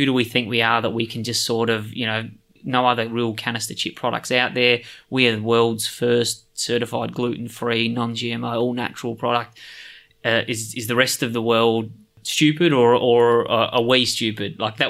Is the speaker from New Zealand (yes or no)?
no; Australia; We're from Australia.